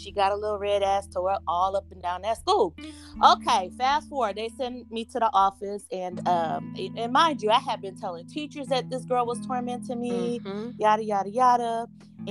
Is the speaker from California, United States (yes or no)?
no; Rockport, Texas, United States; I grew up in Rockport, Texas.